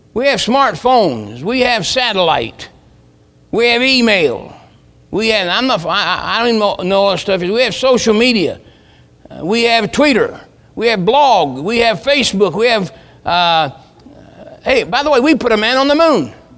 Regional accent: West Virginia, United States; I'm from West Virginia

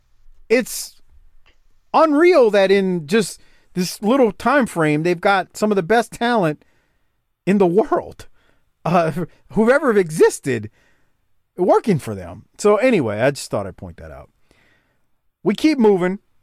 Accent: New Orleans, Louisiana, United States; I grew up in the Eighth Ward, New Orleans

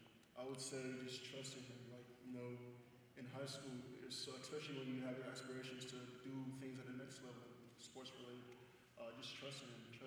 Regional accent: Nigeria; now in United States; You know, I would say coming from Nigeria, culture here is kind of the same. It's more family and faith-based.

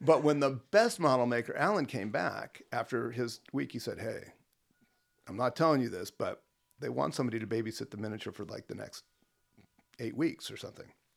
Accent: Los Angeles, California, United States; Grew up mostly on the, uh, on the same block that the Groundlings Theater is on Melrose

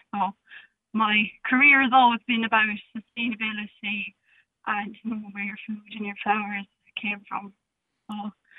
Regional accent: Westport, Connacht, Ireland; moved away as an adult; also born or lived in Cavan / Lahinch; I'm from Westport originally, so it was hard to settle inland.

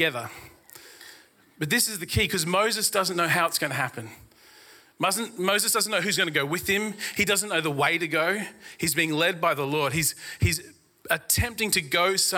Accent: Brisbane, Queensland, Australia; I grew up in Brisbane

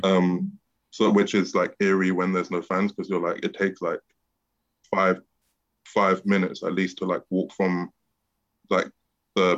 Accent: London, United Kingdom; South London in Peckham, near where I'm from.

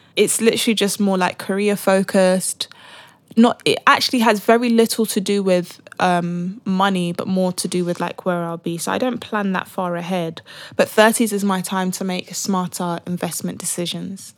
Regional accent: United Kingdom; being black and being British

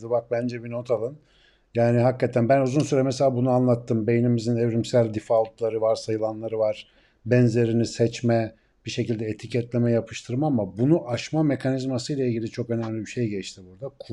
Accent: Ankara, Turkey

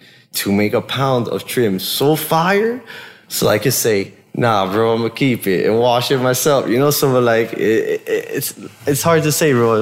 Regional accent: Hialeah, Florida, United States; moved away as an adult; also born or lived in Washington; now in Bend, United States; my hometown back in Miami

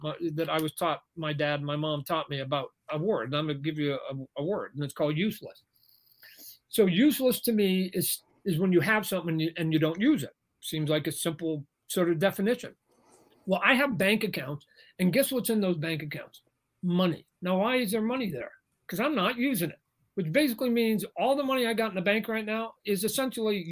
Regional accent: Canada; I'm Canadian

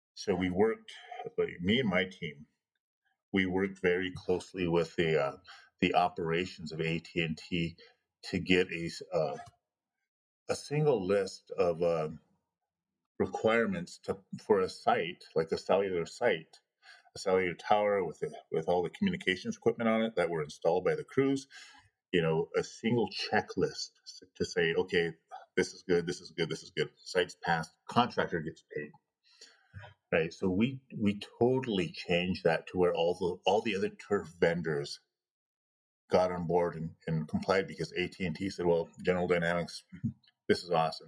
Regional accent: Pine Ridge, South Dakota, United States; smuggling me back to Pine Ridge so I could be born on the reservation

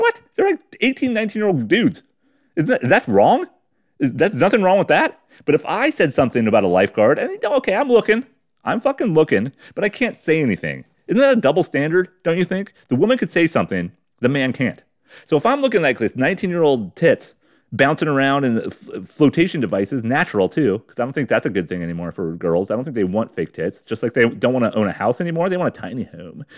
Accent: United States

